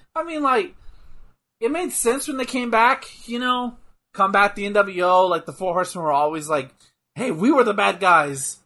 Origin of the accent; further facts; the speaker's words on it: Texas, United States; I'm from Texas.